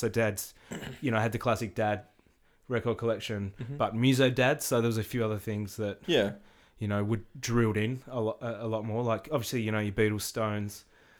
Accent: Hobart, Tasmania, Australia; I grew up in Hobart, Tasmania.

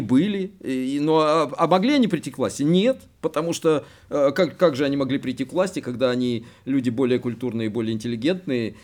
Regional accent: Kyiv, Ukraine; moved away as an adult; я киевлянин, так сказать, коренной

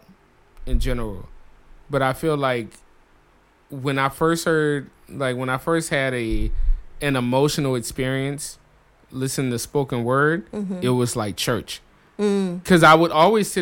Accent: New Orleans, Louisiana, United States; moved away as an adult; also born or lived in Chicago; I'm from New Orleans.

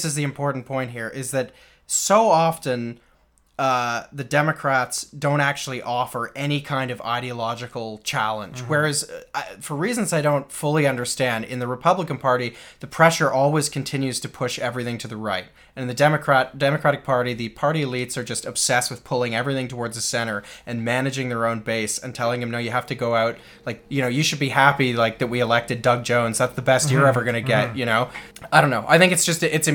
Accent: Canada; I was raised in Canada

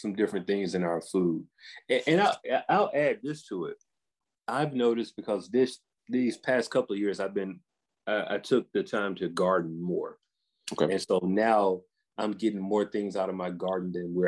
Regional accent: the South, United States

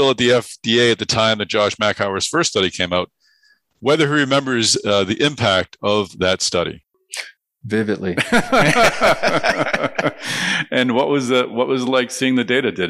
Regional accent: Massachusetts, United States; I'm from Massachusetts

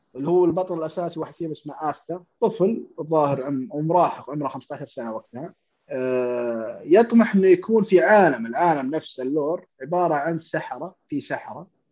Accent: Saudi Arabia; عندنا في السعوديه

